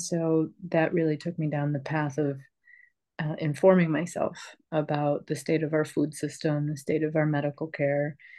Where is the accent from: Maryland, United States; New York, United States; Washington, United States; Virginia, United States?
New York, United States; I grew up in New York State, which is pretty much filled with cornfields and soy fields